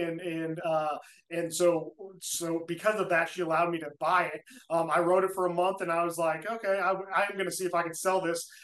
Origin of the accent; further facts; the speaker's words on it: Indianapolis, Indiana, United States; I'm from Indianapolis, Indiana